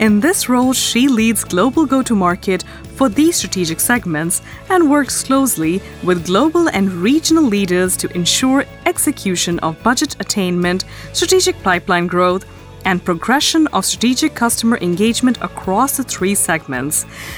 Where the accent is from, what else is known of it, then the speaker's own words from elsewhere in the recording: India; Now, not only was I never really interested in sports, Megan, but I grew up in India.